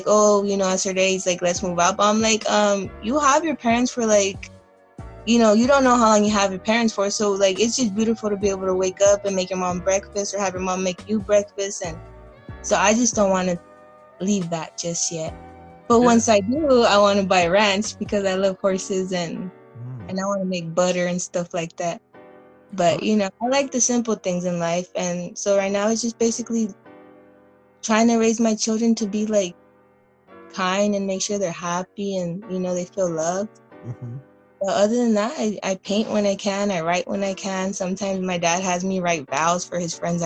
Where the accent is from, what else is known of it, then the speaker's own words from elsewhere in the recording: Wilmington, California, United States; now in Long Beach, United States; I grew up in Wilmington. I grew up in the projects. I lived there till I was 11.